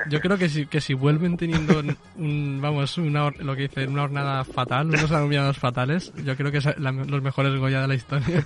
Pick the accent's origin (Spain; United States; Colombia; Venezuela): Spain; nosotros que somos españoles